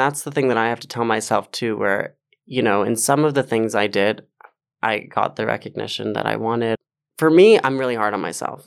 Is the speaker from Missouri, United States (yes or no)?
no; Westchester, New York, United States; I grew up in Westchester